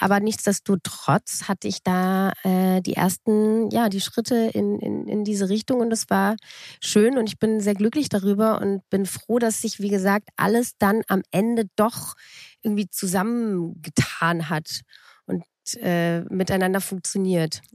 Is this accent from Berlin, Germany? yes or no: yes; Berlin, Germany; also born or lived in Munich / Frankfurt; Ich bin mit drei Jahren nach Berlin gekommen.